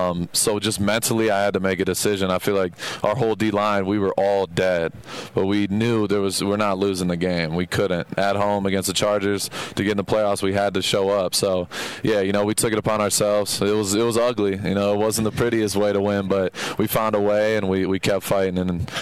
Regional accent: Texas, United States; I'm from Texas. I've heard that accent before

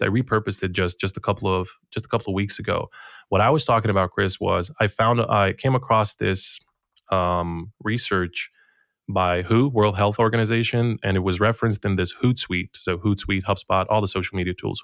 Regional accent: Bosnia & Herzegovina; I'm coming from Bosnia and Herzegovina

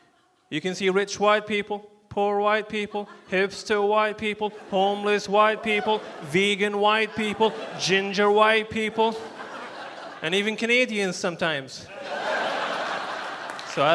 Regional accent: Libya; now in United States; I'm from Libya, which is in North Africa

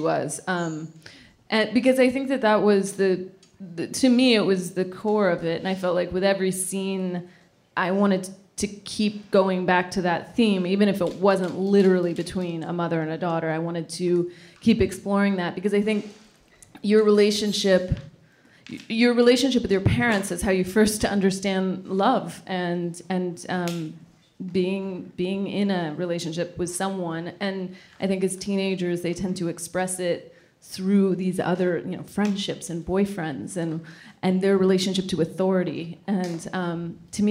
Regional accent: Sacramento, California, United States; born or raised there; now in New York, United States

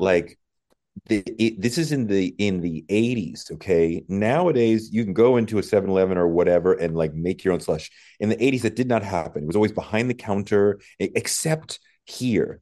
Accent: New England, United States; I grew up in New England

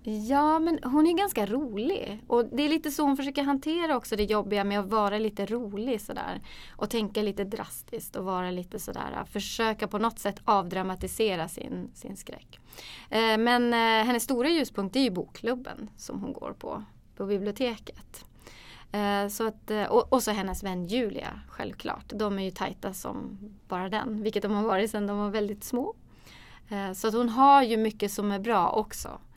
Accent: Kiruna, Norrbotten County, Sweden; Ja, jag är ju född och uppvuxen i Kiruna.

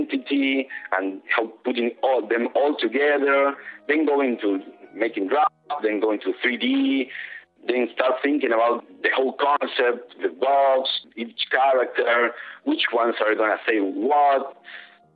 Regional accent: Argentina; moved away as an adult; now in New York, United States; I'm from Argentina

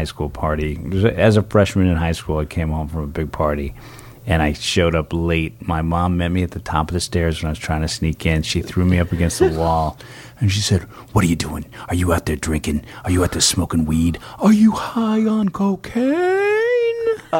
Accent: San Francisco, California, United States; Yeah, San Francisco.

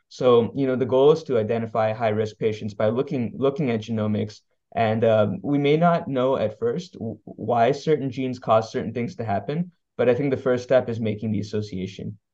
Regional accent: Columbus, Ohio, United States; moved away as an adult; now in Miami, United States; I grew up in the Midwest from Columbus, Ohio, uh, came down to Miami for medical school

